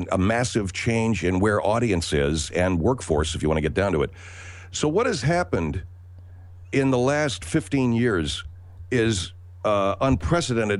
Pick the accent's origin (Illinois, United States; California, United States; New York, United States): California, United States; Los Angeles; also born or lived in Florida; I grew up in Los Angeles. I grew up in L.A. through my early 20s